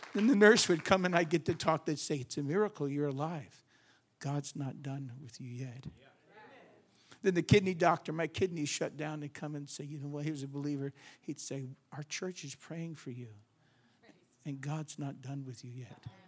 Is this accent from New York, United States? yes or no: yes; New York, United States; I'm from New York